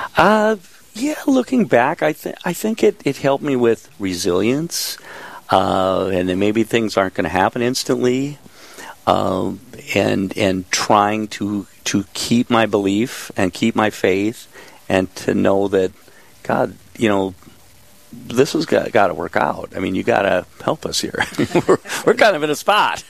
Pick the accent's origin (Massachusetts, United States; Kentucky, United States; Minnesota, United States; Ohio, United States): Minnesota, United States; moved away as an adult; also born or lived in San Diego, California; I was from Minnesota